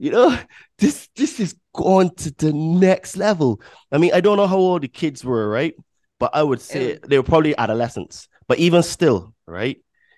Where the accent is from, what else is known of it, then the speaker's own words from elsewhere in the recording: Barbados; born there; I'm 41, right? So, and I was born in Barbados.